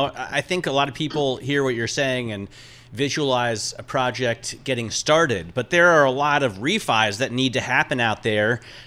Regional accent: Granville, Ohio, United States; I grew up in Granville.

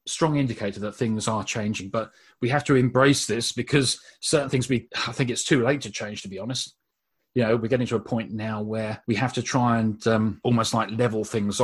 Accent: Brighton, South East England, United Kingdom; born or raised there

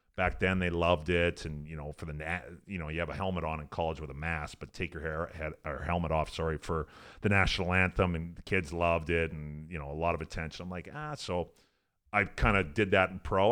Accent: Fort Saskatchewan, Alberta, Canada; moved away as an adult; also born or lived in North Dakota / Columbus, Ohio; I grew up in Western Canada

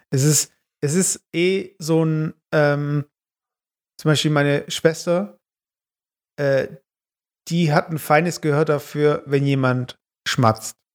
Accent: Turkey; als äh, Türke bin ich ja auch Asiate.

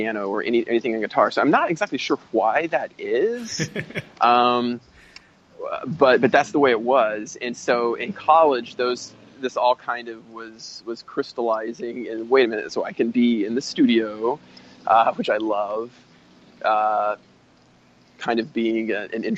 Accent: Tennessee, United States; I grew up in Tennessee, playing in a punk band

